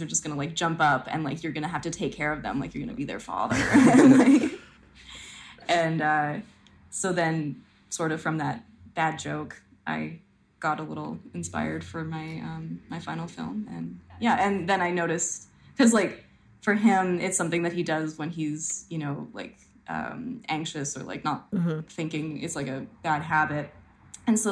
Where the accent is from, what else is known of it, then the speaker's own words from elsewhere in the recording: Edmonton, Alberta, Canada; moved away as an adult; also born or lived in Toronto; I was from Edmonton and then moved to Toronto